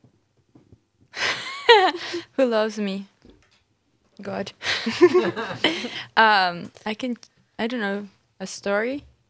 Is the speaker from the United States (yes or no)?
no; Brazil; moved away; I, I'm from Brazil